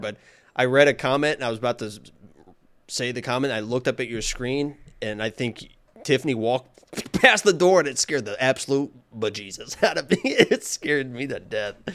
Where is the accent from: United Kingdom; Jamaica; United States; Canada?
United States; Nashville, Indiana; moved away; where I grew up, where I lived on a lake